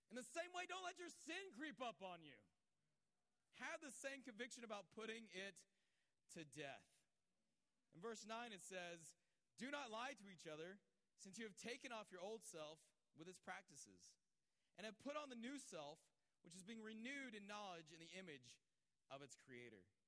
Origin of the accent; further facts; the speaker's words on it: Georgia, United States; moved away; also born or lived in Los Angeles; I grew up around churches in Georgia.